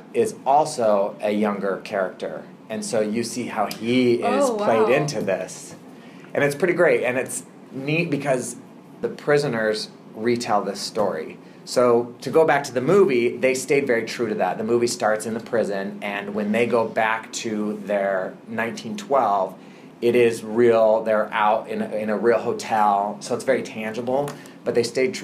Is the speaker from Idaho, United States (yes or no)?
yes; Boise, Idaho, United States; now in Seattle, United States; I'm originally from Boise, Idaho